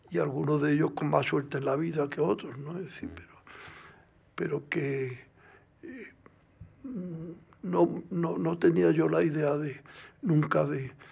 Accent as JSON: {"language": "Spanish", "region": "Andalusia", "country": "Spain", "said": "Yo, yo, yo, soy andaluz"}